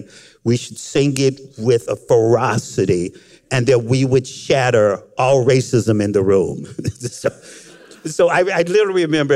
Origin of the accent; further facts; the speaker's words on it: Frankfort, Kentucky, United States; I was born and raised in Frankfort, Kentucky